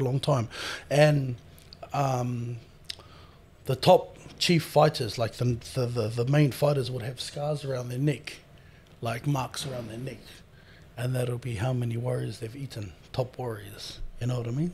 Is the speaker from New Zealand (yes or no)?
yes; New Zealand; moved away as an adult; now in Australia; born and raised in New Zealand